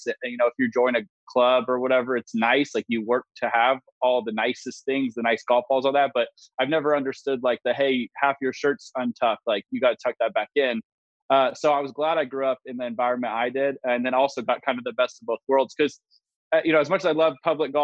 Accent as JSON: {"language": "English", "town": "Valencia", "region": "California", "country": "United States", "tie": "born or raised there", "also_born_or_lived": "Burbank, California", "moved": "yes", "lives_now": "Scottsdale, United States", "said": "Valencia is LA County, and I was born in Burbank, which is just like the heart of LA. So I'm taking all the LA roots with me"}